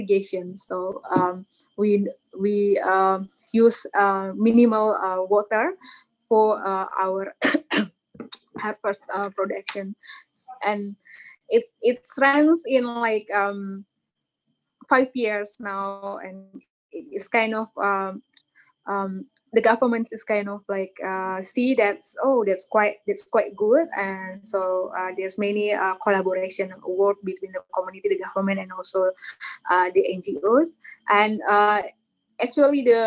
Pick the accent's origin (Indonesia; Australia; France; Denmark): Indonesia; Nagekeo, Eastern Indonesia, East Nusa Tenggara; born or raised there; English is a second language